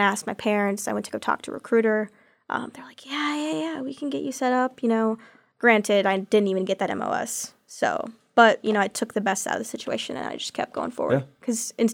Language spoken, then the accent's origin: English; Texas, United States; moved away as an adult; now in Auburn, United States; I'm from Texas